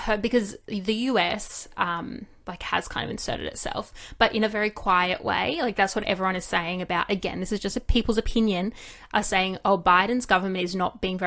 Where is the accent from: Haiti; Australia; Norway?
Australia; I'm Australian